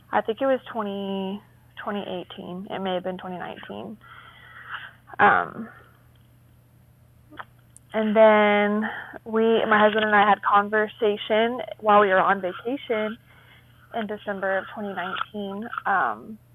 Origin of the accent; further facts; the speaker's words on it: Burleson, Texas, United States; I'm from Burleson, Texas